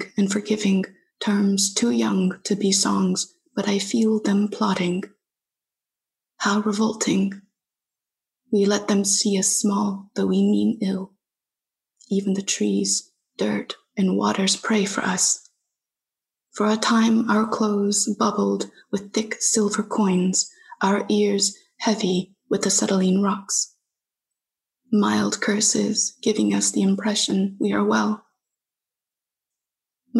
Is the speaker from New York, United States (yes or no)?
no; Fresno, California, United States; Fresno. You know, it's a place where I was born and raised